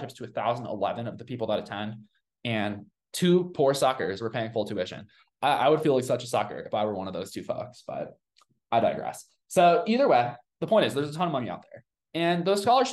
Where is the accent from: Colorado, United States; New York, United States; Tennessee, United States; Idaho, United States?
Colorado, United States; because I'm from Colorado